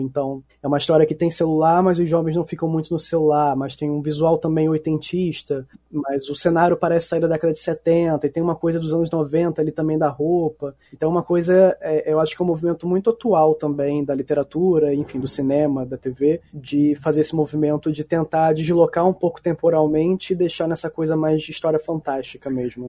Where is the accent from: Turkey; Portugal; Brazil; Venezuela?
Brazil; Rio de Janeiro; eu nasci, fui criado aqui no Rio